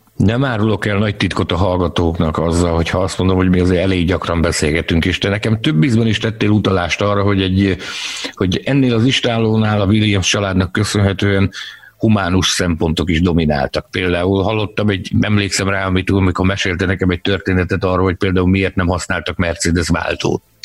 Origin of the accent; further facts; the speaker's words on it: Hungary; magyarok vagyunk